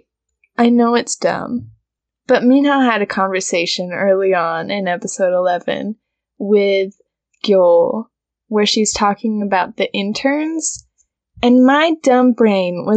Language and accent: English; Utah, United States; we grew up in Utah